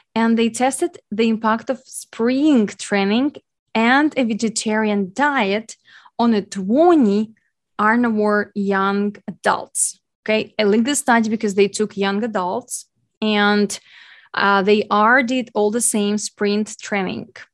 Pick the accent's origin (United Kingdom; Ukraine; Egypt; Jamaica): Ukraine; English is a second language; as English being my second language, I am Ukrainian